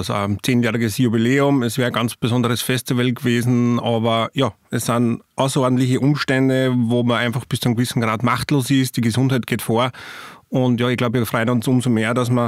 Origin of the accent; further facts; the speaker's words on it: St. Martin im Innkreis, Upper Austria, Austria; angefangen hat es eigentlich mit einer Probenwoche von der Blaskapelle Machlast in meinem Heimatort in St. Martin im Innkreis.